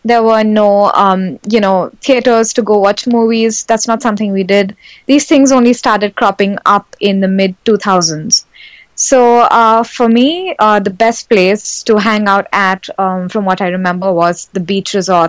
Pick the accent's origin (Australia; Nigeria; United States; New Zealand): Nigeria; And we were born in the 80s, me and my sisters.